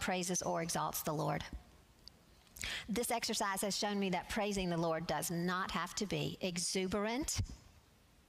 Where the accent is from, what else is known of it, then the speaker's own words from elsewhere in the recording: Alabama, United States; I'm from Alabama, and I like to say y'all